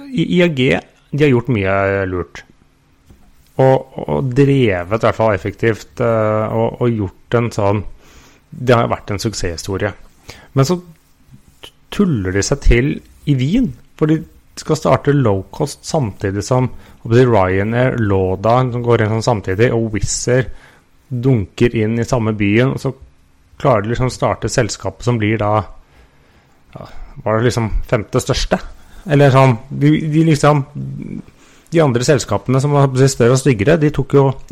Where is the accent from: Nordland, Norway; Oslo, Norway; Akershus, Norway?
Oslo, Norway; moved away as an adult; er egentlig født og oppvokst i Oslo og bodde der fram til nylig